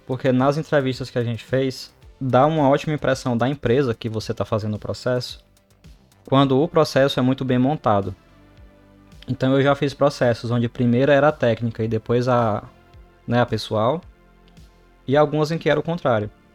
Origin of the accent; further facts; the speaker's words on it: Brazil; moved away as an adult; now in Canada; sou do Brasil